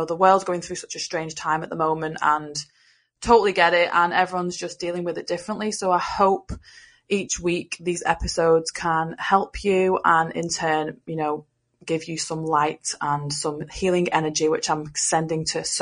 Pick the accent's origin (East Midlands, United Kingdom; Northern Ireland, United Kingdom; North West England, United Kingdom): North West England, United Kingdom; Liverpool; now in Wigan, United Kingdom; I am from England and I live in the northwest of England. I was born in Liverpool and now I live in a place called Wigan.